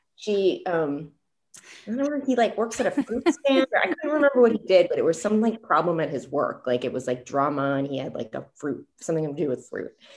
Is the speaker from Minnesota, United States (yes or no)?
no; California, United States; I grew up in California